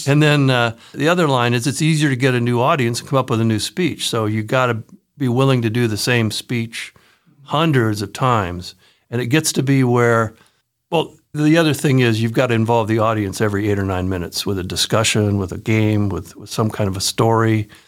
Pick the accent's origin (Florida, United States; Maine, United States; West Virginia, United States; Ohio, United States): Ohio, United States; Newark; moved away as an adult; also born or lived in Cleveland area, Ohio / Madison, Wisconsin; I grew up in Newark, Ohio